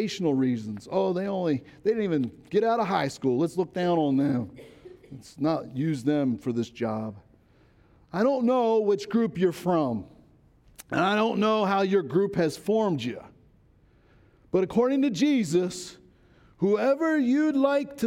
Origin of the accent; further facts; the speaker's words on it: Baltimore County, Maryland, United States; moved away; I grew up in Baltimore County